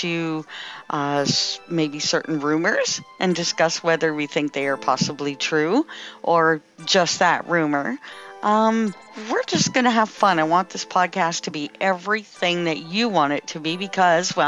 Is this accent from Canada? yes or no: yes; Timmins, Ontario, Canada; I am from Timmins, Ontario, Canada